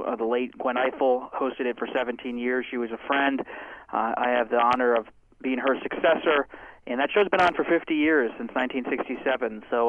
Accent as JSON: {"language": "English", "area": "Bucks County", "region": "Pennsylvania", "country": "United States", "tie": "born or raised there", "said": "I grew up in Bucks County, Pennsylvania"}